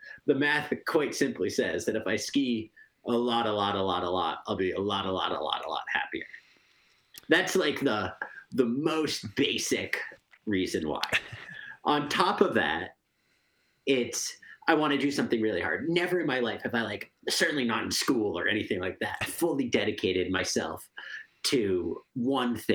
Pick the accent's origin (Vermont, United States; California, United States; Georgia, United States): Vermont, United States; Stowe; I'm from Stowe, Vermont